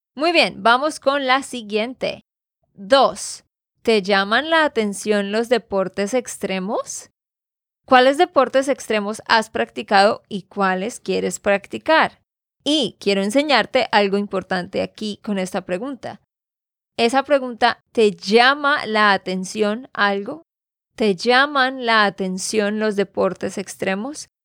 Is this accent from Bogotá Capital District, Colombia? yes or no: no; Santander, Colombia; de Santander, Colombia